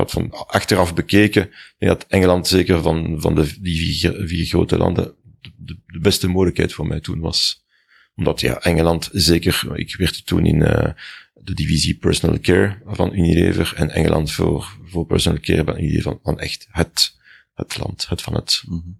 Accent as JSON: {"language": "Dutch", "region": "Brussels", "country": "Belgium", "tie": "born or raised there", "said": "In Brussel."}